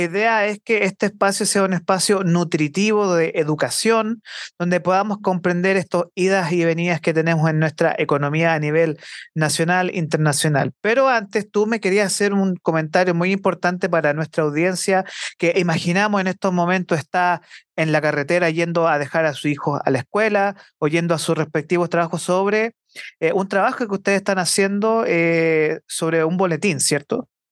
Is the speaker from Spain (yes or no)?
no; Santiago, Santiago Metropolitan Region, Chile; yo, como santiaguino formado acá en Santiago